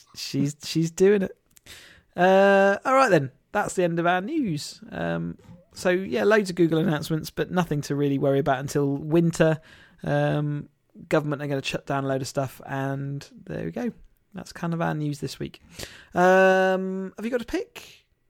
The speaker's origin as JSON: {"language": "English", "country": "United Kingdom", "said": "we as a British people"}